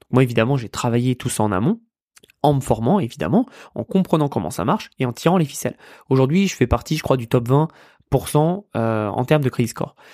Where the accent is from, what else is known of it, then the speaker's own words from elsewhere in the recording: France; c'est que oui, on a grandi en France. Oui, la France est notre pays.